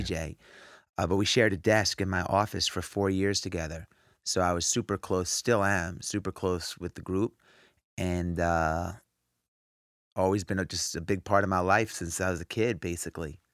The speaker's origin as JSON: {"language": "English", "region": "New York", "country": "United States", "tie": "born or raised there", "said": "I grew up in New York"}